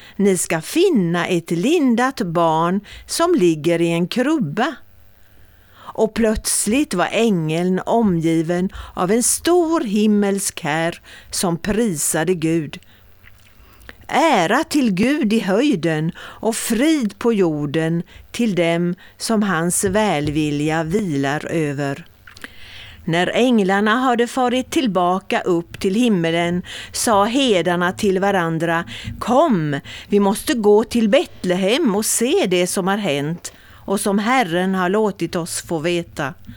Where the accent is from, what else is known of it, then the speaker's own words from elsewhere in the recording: Mörlunda, Kalmar County, Sweden; vid Bokhara, vid Mörlunda, det är mina hemtrakter egentligen